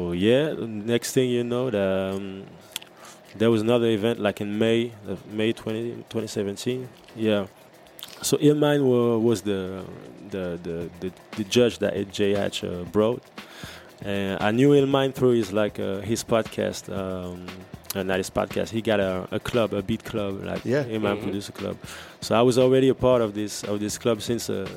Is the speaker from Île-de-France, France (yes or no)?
no; Amiens, Hauts-de-France, France; English is a second language; out of a city named Amiens in France, near Paris, like up north. English not my native language